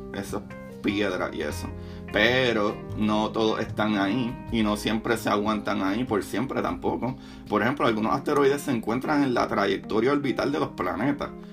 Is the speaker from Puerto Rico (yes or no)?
yes; Puerto Rico; Como buen boricua